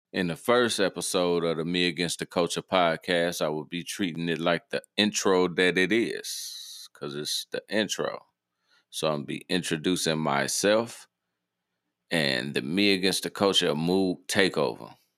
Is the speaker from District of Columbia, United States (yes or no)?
no; Harvey, Illinois, United States; I'm from Harvey, Illinois. That's in the south suburbs of the city of Chicago, Illinois